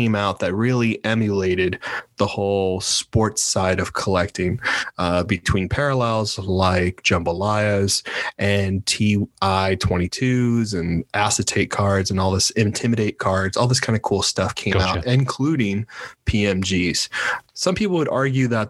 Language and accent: English; Miami, Florida, United States; I'm from Miami, baby.